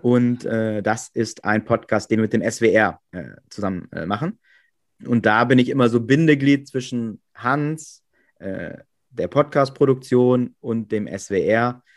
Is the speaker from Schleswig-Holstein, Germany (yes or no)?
no; Coesfeld district, Münsterland, North Rhine-Westphalia, Germany; moved away as an adult; now in Hamburg, Germany; ich bin 1979 äh, in Münster geboren, ganz äh, klassisch. Mhm. Und habe dann auch äh, meine ersten zwei Lebensjahre da gelebt und dann sind wir in so ein kleines Dörfchen, so, so Richtung Kreis Coesfeld, immer noch Münsterland. Ähm, genau, und da habe ich quasi meine ganze Kindheit und Jugend verbracht.